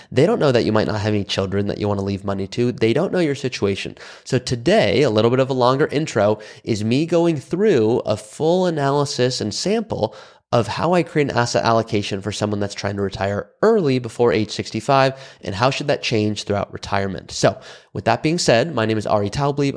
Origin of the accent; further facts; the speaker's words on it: Malibu, California, United States; I'm from Malibu, California.